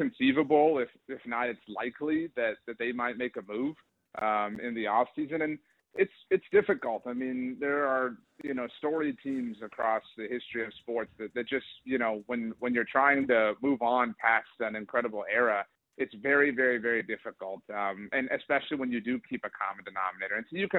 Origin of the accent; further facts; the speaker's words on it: South Texas, United States; I'm from South Texas, and it just these are the teams I grew up rooting for, the San Antonio Spurs.